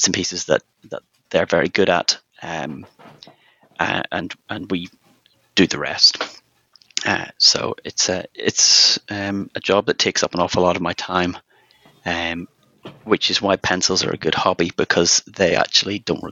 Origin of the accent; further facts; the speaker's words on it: Northern Ireland, United Kingdom; moved away as an adult; also born or lived in Germany / Switzerland; now in London, United Kingdom; I live in London, but you can probably tell from my accent, I'm not born and bred in London. I was actually born in Northern Ireland, and then I moved to London